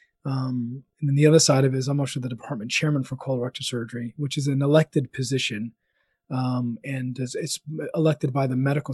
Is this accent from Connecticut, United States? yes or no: no; Tallahassee, Florida, United States; also born or lived in Birmingham, Alabama / Orlando, Florida; I was born and raised in Tallahassee, Florida, which is the capital of Florida here in the United States.